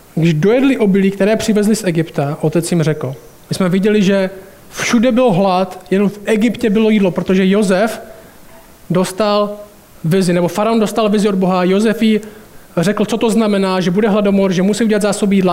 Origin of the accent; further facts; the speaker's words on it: Šumperk, Olomouc Region, Czechia; moved away as an adult; also born or lived in United States; pořád bydlím v paneláku, ve kterým jsem vyrůstal tady v Šumperku